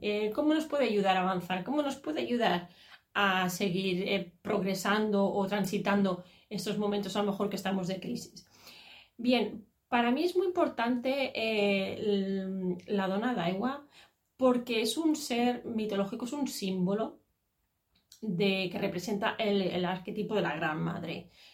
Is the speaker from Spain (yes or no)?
yes; Catalonia, Spain; yo soy catalana y aunque tengo, mis padres son andaluces